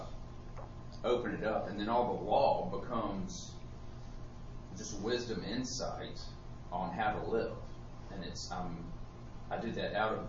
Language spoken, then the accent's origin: English; United States; growing up in America